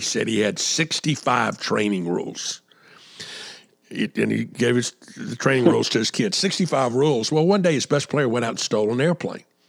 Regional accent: Atlanta, Georgia, United States; now in South Carolina, United States; I grew up in Atlanta

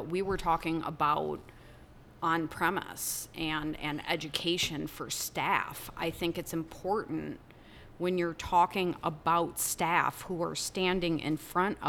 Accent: Wisconsin, United States; moved away; I'm from Wisconsin.

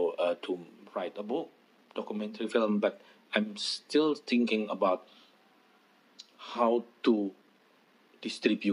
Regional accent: Blitar, East Java, Indonesia; my hometown, in Blitar.

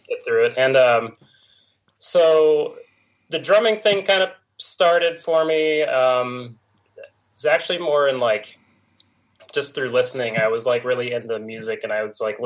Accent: North Canton, Ohio, United States; I grew up in Canton, North Canton.

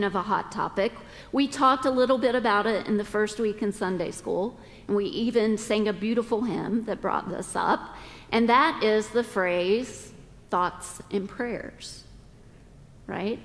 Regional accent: the South, United States; we're all from the South

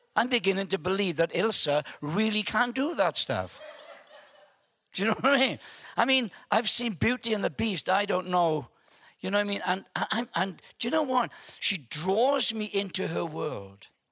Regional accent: Wales, United Kingdom; I'm from Wales

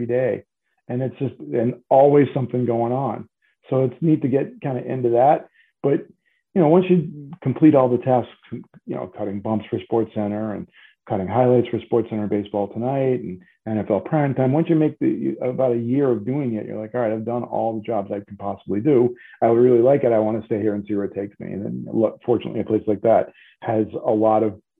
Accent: New England, United States; I'm from New England.

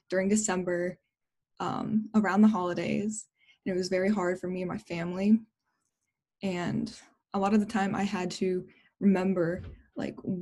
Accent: La Porte, Indiana, United States; now in Indianapolis, United States; leaving my hometown of La Porte and going to a big city

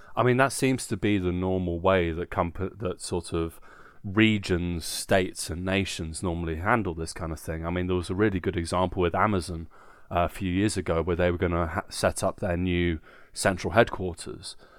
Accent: Guildford, South East England, United Kingdom; moved away as an adult; now in Nuremberg, Germany; in my hometown Guildford

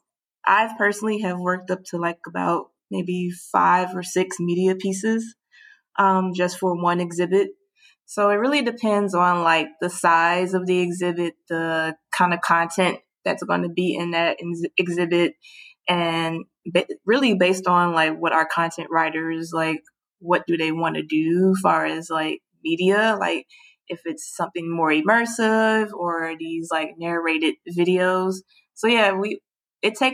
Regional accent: Chicago, Illinois, United States; also born or lived in New York; I moved back to Chicago because that's my hometown

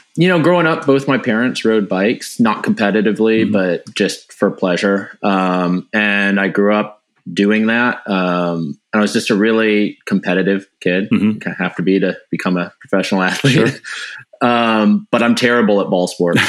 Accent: Wenatchee, Washington, United States; I grew up in Wenatchee

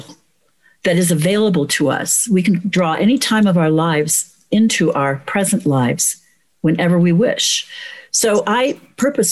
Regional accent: United States; as American women

